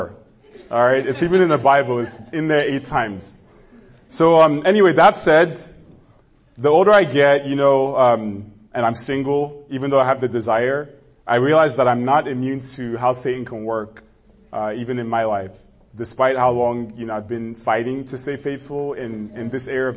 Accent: Nigeria; moved away; growing up in Nigeria

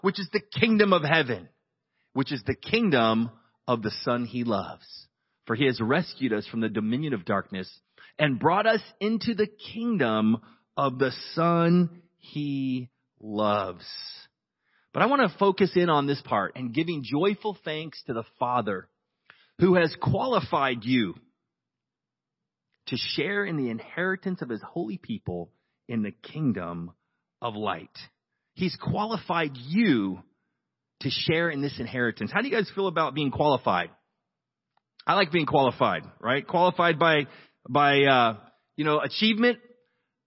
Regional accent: United States; I'm an American

